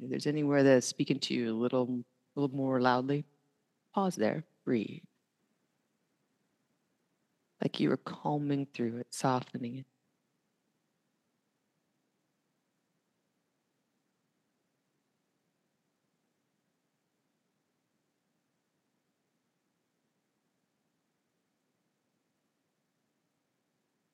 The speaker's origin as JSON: {"language": "English", "region": "the South", "country": "United States", "said": "I am from the South"}